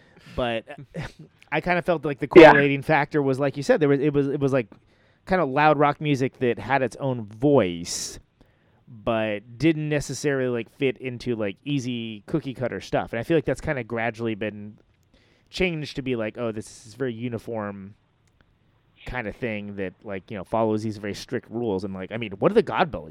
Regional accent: Central Valley, California, United States; where I grew up in the Central Valley, there was like a record store and it was terrible

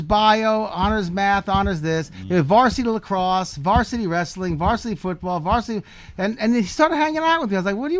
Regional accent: Cold Spring Harbor, New York, United States; I grew up in Cold Spring Harbor

